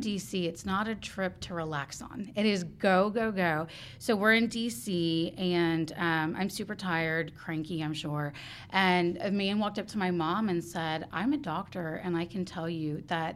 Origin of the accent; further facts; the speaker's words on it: Houston, Texas, United States; also born or lived in Mission Bend, Fort Bend County, Texas; I grew up on the southwest side of Houston